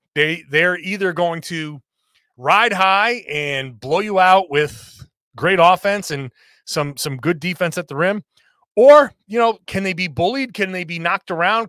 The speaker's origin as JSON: {"language": "English", "region": "Rhode Island", "country": "United States", "tie": "born or raised there", "also_born_or_lived": "Massachusetts / New York City", "moved": "yes", "said": "my home state of Rhode Island"}